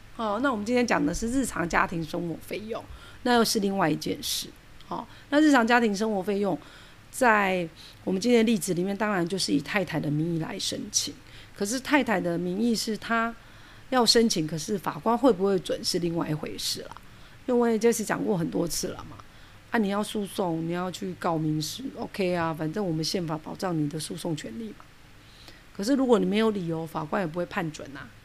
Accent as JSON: {"language": "Chinese", "country": "Taiwan", "said": "因为我们台湾人"}